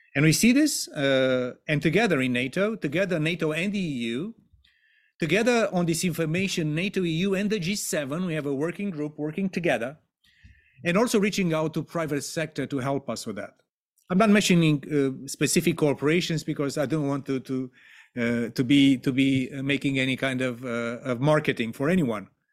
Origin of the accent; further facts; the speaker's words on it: Romania; my home country of Romania